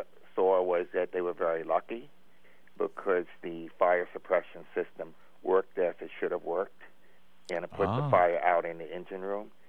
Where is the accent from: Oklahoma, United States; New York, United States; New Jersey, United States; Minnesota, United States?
New York, United States; New York City; moved away as an adult; also born or lived in Brussels / Virginia; I grew up around New York City